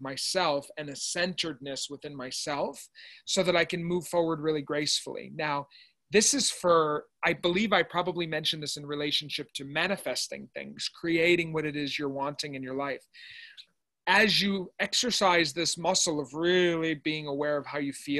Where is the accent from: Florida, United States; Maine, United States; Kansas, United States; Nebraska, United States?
Maine, United States; Lewiston; I grew up in Maine, where you grew up, and I didn't grow up with internet